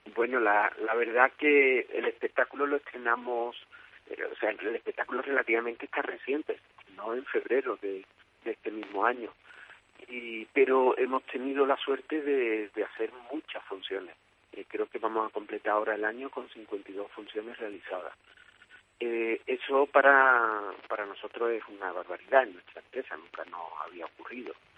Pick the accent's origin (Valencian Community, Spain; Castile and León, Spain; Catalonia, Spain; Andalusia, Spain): Andalusia, Spain; Écija; somos de Ésica, originarios de, la compañía de aquí de Ésica, aquí en la Ciudad del Sol